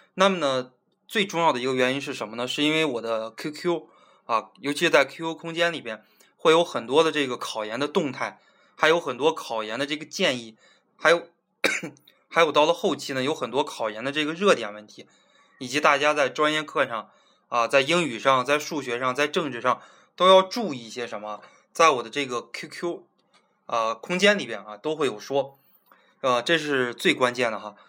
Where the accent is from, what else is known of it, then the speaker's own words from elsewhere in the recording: Zhangjiakou, Hebei, China; 我在我老家河北的一个小的地基市哈，张家口